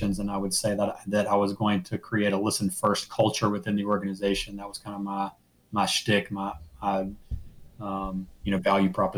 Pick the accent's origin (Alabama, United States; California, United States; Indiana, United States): Alabama, United States; Mobile; I grew up in Mobile, Alabama.